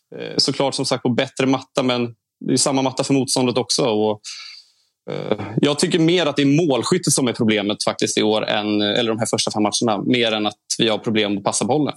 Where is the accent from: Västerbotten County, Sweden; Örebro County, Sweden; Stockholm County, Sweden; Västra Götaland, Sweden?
Stockholm County, Sweden; Stockholm; moved away as an adult; now in Kalmar, Sweden; Jag är från Stockholm ursprungligen